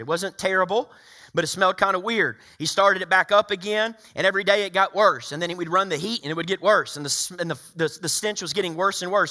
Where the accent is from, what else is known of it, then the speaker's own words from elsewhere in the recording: the South, United States; growing up in the South